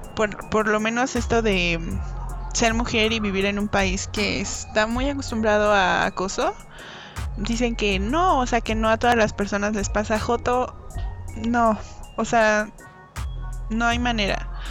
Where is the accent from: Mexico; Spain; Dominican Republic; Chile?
Mexico; somos todos somos mexicanos